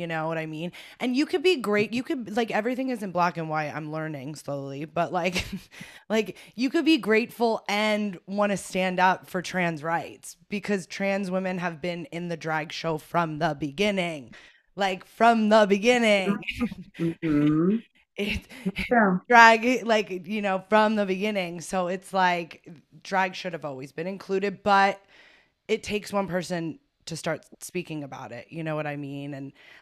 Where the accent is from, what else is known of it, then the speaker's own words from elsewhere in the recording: New Jersey, United States; we're both from New Jersey